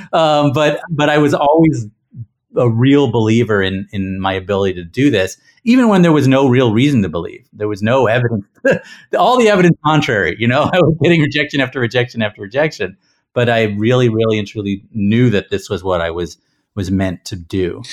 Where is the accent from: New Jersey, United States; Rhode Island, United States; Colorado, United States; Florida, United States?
New Jersey, United States; Princeton; we grew up in Princeton, New Jersey